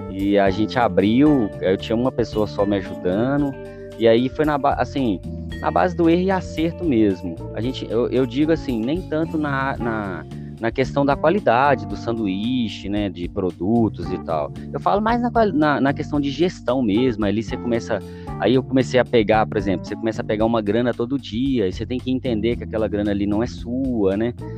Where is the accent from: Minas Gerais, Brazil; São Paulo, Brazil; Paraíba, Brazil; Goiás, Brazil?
Minas Gerais, Brazil; Belo Horizonte; eu nasci aqui em BH. A, a minha infância, a minha infância mesmo, foi, foi, foi com muita dificuldade